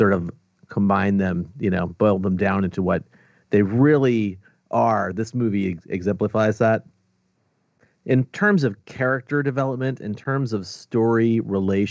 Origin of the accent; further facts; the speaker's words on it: United States; as an American